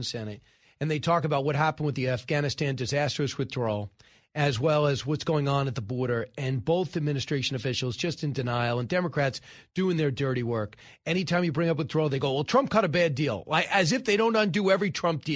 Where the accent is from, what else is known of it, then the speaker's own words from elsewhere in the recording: Long Island, New York, United States; also born or lived in Massapequa; I'm from Long Island and still live on Long Island.